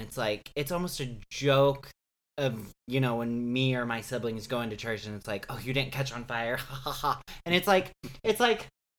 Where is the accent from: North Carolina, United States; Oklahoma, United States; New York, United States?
Oklahoma, United States; Me too. Two Oklahoma boys.